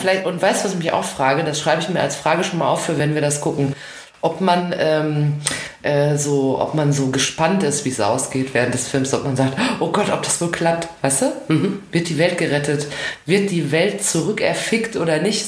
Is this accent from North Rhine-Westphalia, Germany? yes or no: yes; Ruhr area, North Rhine-Westphalia, Germany; meiner, meiner Heimat, dem Ruhrgebiet